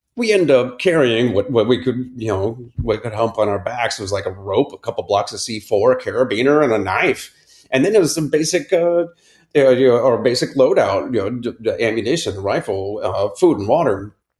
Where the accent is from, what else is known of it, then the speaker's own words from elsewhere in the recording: Akron, Ohio, United States; I grew up in Akron, Ohio, in the suburbs